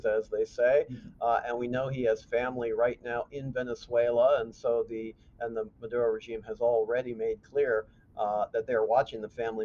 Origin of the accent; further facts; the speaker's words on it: Chicago, Illinois, United States; moved away; I'm from Chicago originally